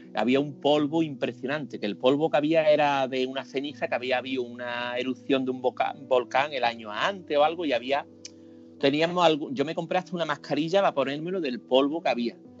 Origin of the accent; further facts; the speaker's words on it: Seville, Andalusia, Spain; soy de Sevilla